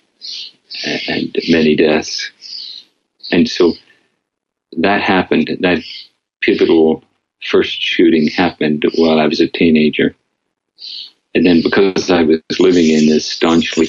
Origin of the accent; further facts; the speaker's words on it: Northern Ireland, United Kingdom; moved away; growing up in Northern Ireland